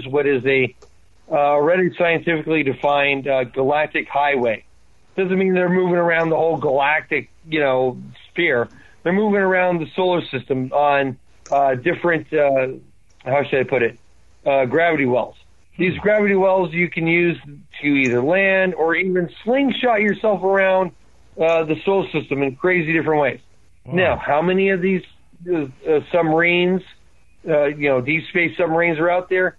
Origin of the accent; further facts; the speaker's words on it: United States; as an American